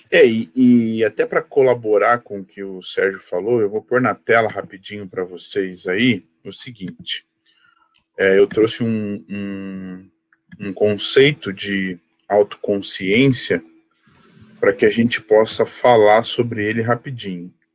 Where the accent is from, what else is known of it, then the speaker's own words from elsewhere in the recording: Curitiba, Paraná, Brazil; Eu sou curitibano nascido e criado